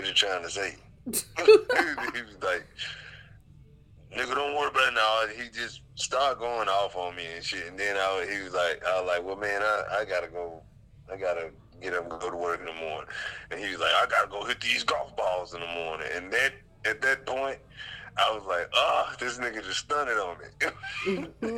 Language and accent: English; Stuttgart, Arkansas, United States; I'm from Stuttgart, Arkansas. I'm from Eastside Rock Island